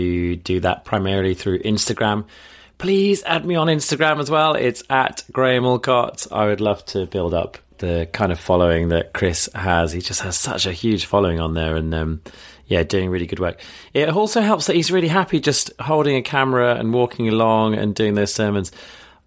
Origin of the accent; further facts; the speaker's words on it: Midlands, United Kingdom; also born or lived in Birmingham; I went to uni in Birmingham and I'm from the Midlands.